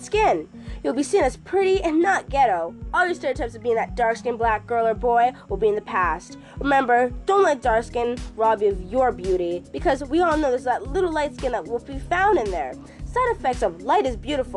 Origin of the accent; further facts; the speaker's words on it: Canada; also born or lived in Guyana / Trinidad; I don't have an Indian accent, I'm pretty Canadian.